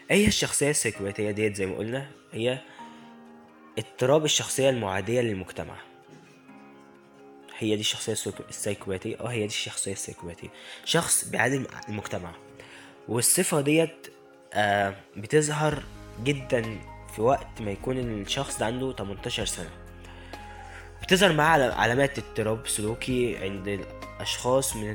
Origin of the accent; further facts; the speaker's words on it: Egypt; ما ننساش إخواتنا المحتاجين فعلا في بلدنا مصر